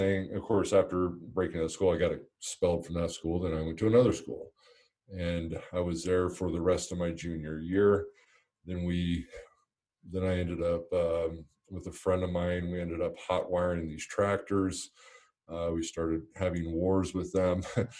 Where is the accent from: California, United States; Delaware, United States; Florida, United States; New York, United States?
California, United States; Montebello; born there; also born or lived in Pennsylvania; I was born in Montebello, Southern California. We moved to Northern California when I was in fourth grade.